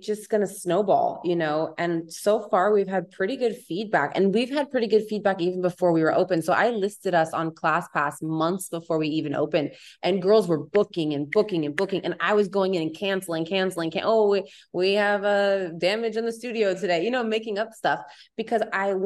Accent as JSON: {"language": "English", "town": "Palm Springs", "region": "California", "country": "United States", "also_born_or_lived": "Orange County", "moved": "yes", "lives_now": "Los Angeles, United States", "said": "I'm from Palm Springs, and I lived in Orange County for 6 years before this"}